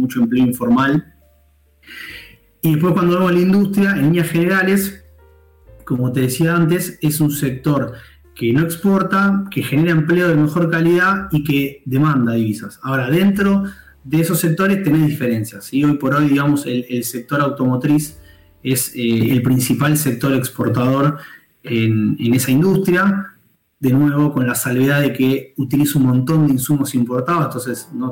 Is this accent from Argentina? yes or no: yes; Argentina